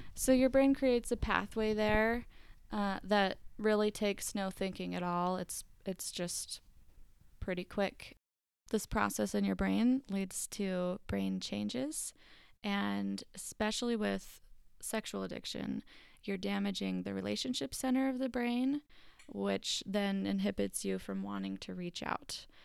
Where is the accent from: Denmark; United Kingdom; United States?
United States; Marietta, Georgia; now in Utah, United States; I'm from Marietta, Georgia, live in Utah